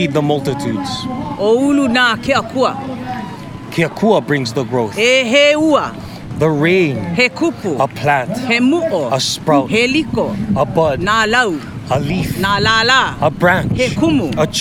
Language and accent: English; Waialua, Hawaii, United States; now in Waianae, United States; mai Waialua mai. I hail from Waialua. I currently live in Waianae